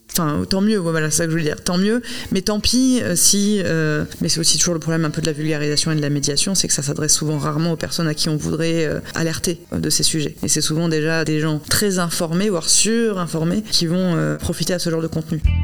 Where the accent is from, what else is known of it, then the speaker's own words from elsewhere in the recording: Bordeaux, Nouvelle-Aquitaine, France; je suis bordelaise, que je suis née là et que j'ai vécu toute ma vie ici